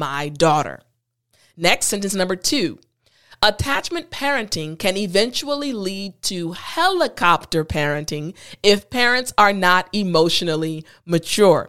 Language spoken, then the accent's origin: English; United States; also born or lived in Korea; in my culture as an American